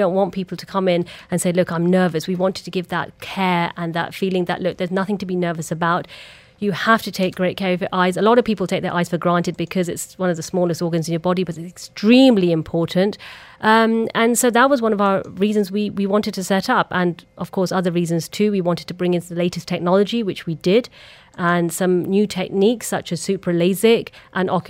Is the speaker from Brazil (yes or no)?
no; England, United Kingdom; I was born and brought up in England